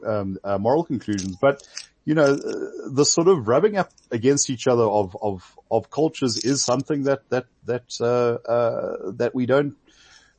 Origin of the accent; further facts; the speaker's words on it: South Africa; me being a South African